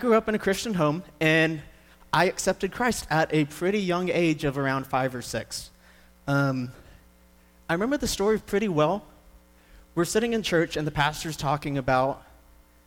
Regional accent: Moody, Texas, United States; I grew up right here in Central Texas over in Moody

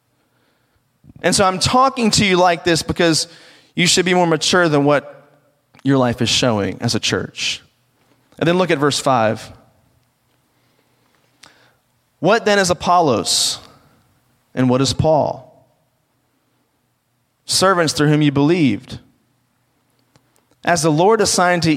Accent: rural Virginia, United States; I grew up around the Washington, D.C. area because it sounds cooler than where I actually did grow up, which is in the rural part of Virginia. And because the reality is I grew up on a farm

